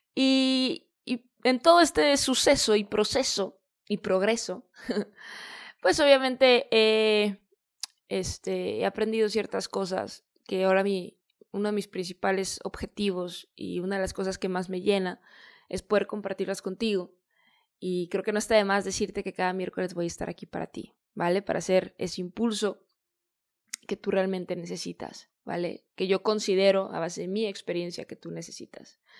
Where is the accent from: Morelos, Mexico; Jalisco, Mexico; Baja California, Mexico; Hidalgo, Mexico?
Jalisco, Mexico; Guadalajara; moved away as an adult; also born or lived in San Diego, California; regreso acá a Guadalajara, que es de donde yo soy, de México